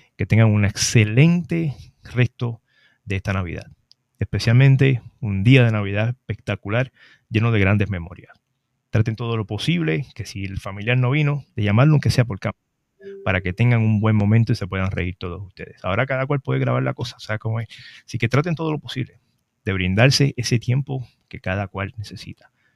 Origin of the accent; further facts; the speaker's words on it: Trujillo Alto, Puerto Rico; la fiesta del Macabeo, mi pueblo de Trujillo Alto